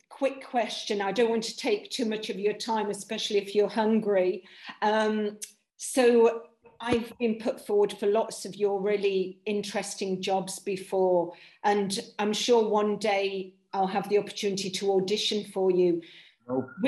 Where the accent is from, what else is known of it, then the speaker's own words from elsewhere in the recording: Nottingham, East Midlands, United Kingdom; born there; first language Polish; English is a second language; parents were Polish immigrants and I was born in, in this country, in, in Nottingham, but Polish was my first language.